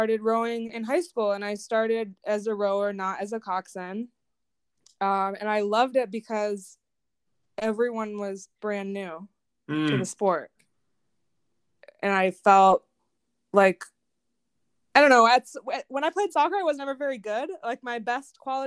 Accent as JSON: {"language": "English", "town": "Winter Park", "region": "Florida", "country": "United States", "tie": "born or raised there", "said": "I grew up in Florida. I went to Winter Park High School"}